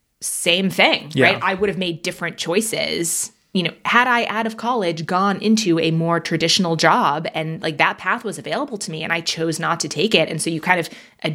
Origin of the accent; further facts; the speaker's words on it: Manhattan, New York, United States; also born or lived in London, United Kingdom; I grew up in Manhattan and in London, to have the money to buy a home in a place like that, that's just wild.